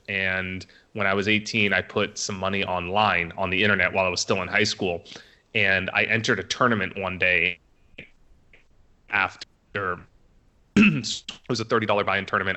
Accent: Orange County, California, United States; moved away as an adult; also born or lived in Las Vegas; I grew up in Orange County, California

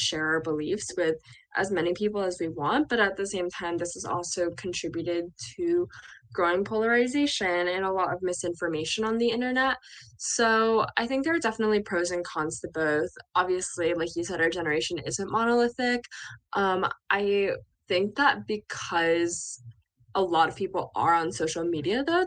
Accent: Bucks County, Pennsylvania, United States; moved away as an adult; also born or lived in Chapel Hill, North Carolina; I grew up in Bucks County, spent my entire younger life there

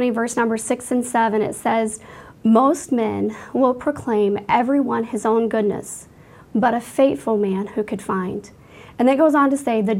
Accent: Washington, Iowa, United States; moved away; Iowa, which is my home state where I grew up

